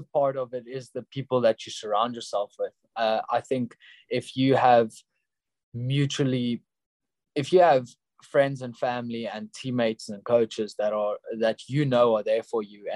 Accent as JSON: {"language": "English", "town": "Pretoria", "region": "Gauteng", "country": "South Africa", "tie": "born or raised there", "said": "in Pretoria, in my hometown"}